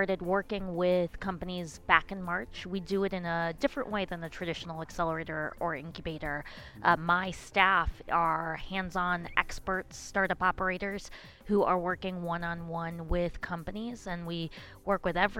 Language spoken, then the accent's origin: English; Chicago, Illinois, United States; moved away as an adult; now in Tampa, United States; I thought I'm a Chicagoan. I thought I was going to stay in Chicago for the rest of my life.